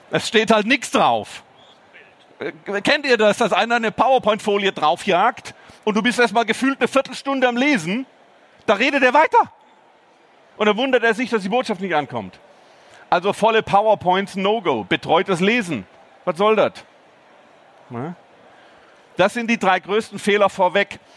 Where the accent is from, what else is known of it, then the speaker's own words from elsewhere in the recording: Baden-Württemberg, Germany; born there; Übrigens habe ich schon gesagt, dass ich gebürtiger Schwabe bin.